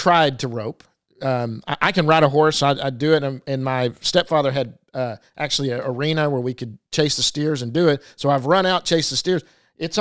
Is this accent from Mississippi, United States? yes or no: no; Duncanville, Texas, United States; I grew up in Duncanville, so Lancaster was right down the street.